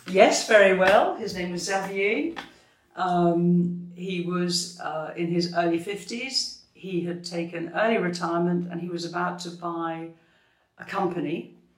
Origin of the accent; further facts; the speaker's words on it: Scotland, United Kingdom; now in France; I come from Scotland, so I'm naturally very friendly